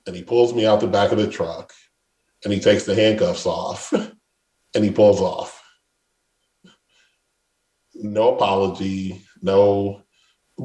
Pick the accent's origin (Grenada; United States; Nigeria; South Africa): United States; Detroit, Michigan; I grew up in Detroit.